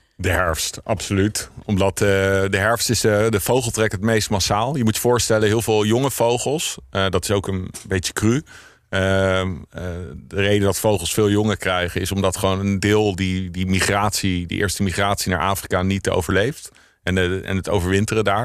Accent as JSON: {"language": "Dutch", "town": "The Hague", "region": "South Holland", "country": "Netherlands", "moved": "yes", "lives_now": "Amsterdam, Netherlands", "said": "ik, ik kom uit Scheveningen. Dus, eh, Scheveningen, Den Haag"}